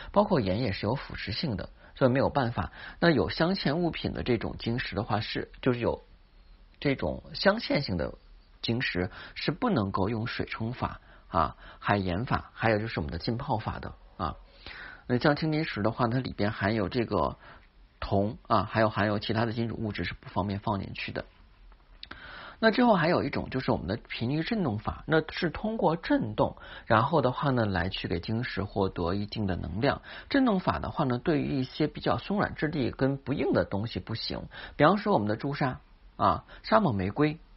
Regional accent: China; 八月十五，我们中国人的传统佳节

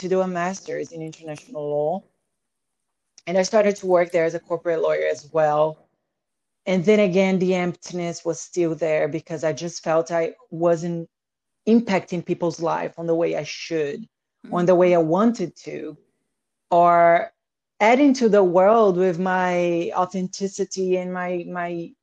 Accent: Salvador, Bahia, Brazil; moved away; I grew up in Brazil, between the farmhouse and the beach house.

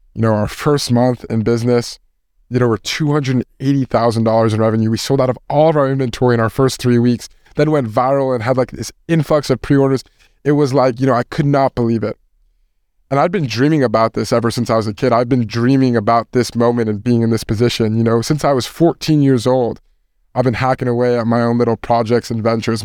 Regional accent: Westchester, New York, United States; I'm from Westchester.

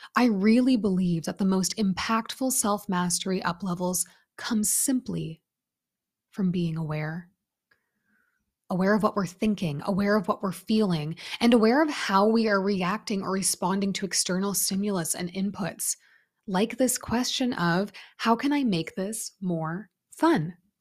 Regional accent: Canada; I grew up in Canada

